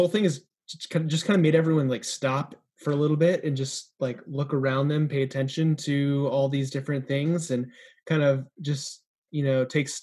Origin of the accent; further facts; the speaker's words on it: Everett, Washington, United States; moved away as an adult; also born or lived in Pasadena, California; now in Los Angeles, United States; I grew up in the Seattle suburb of Everett, Washington, until I moved down to Pasadena here for Fuller